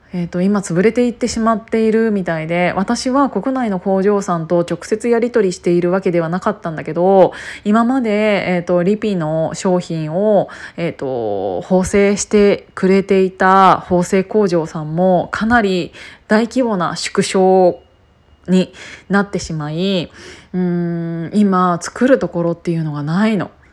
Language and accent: Japanese; Kiryu, Gunma, Japan; 私は群馬県桐生市の出身なので機織りの産地だった